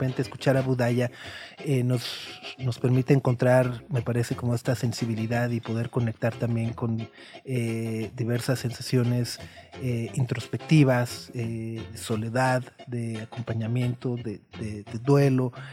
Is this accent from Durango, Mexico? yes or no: yes; Durango, Mexico; moved away as an adult; also born or lived in León; No, yo soy de Durango.